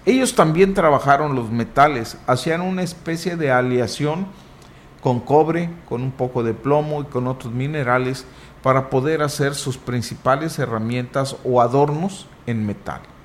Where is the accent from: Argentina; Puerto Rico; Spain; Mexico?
Mexico; Huasteca; Nosotros, nuestra respuesta en automático es de la Huasteca.